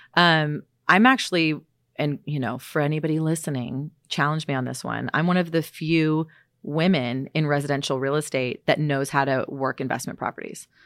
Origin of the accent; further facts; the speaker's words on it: San Francisco, California, United States; also born or lived in Los Angeles; I'm from San Francisco